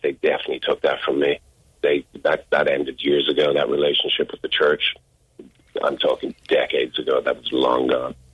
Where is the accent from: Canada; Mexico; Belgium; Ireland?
Ireland; Dublin, Leinster; moved away as an adult; also born or lived in Chicago, United States / England; I was born in Chicago, but I was raised in Dublin. I only lived in Chicago for a month